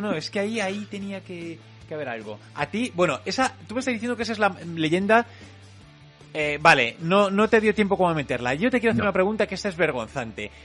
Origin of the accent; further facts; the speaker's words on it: Madrid, Community of Madrid, Spain; somos de Madrid